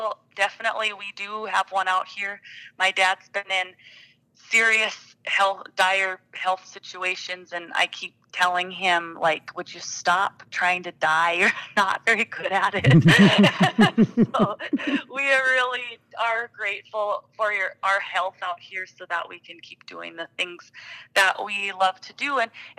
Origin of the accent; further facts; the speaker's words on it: Watford City, North Dakota, United States; when I was growing up in Watford, the whole community was 1,200 people. You know, I graduated 2001.